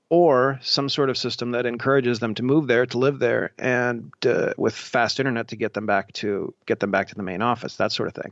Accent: Columbus, Ohio, United States; also born or lived in Martins Ferry, Ohio; I grew up in, uh, Columbus

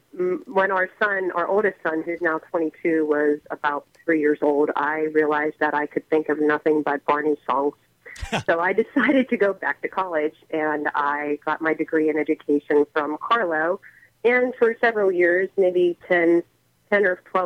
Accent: McKeesport, Pennsylvania, United States; I grew up here in McKeesport.

